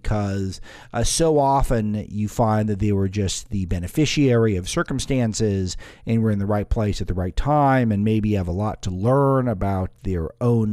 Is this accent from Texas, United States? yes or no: no; California, United States; moved away as an adult; also born or lived in Washington, D.C.; I came as an outsider from California. I'd always lived in California